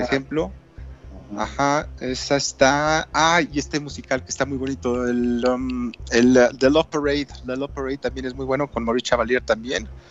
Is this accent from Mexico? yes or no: yes; Mexico